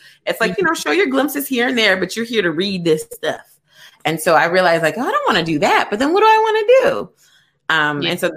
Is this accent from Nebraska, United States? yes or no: no; Kentucky, United States; moved away as an adult; also born or lived in Atlanta, Georgia; I'm actually from Kentucky, but I actually moved to Atlanta after college.